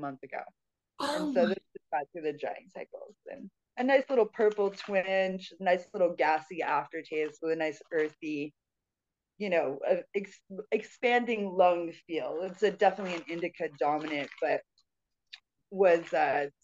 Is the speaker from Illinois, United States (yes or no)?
no; Northern California, United States; I'm actually from Northern California